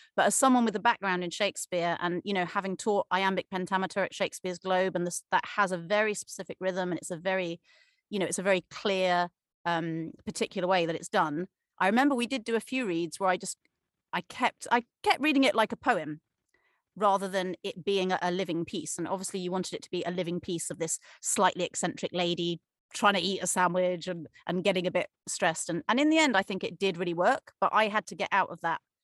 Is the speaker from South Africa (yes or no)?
no; Cornwall, South West England, United Kingdom; moved away as an adult; also born or lived in Leeds; I grew up in Cornwall, England.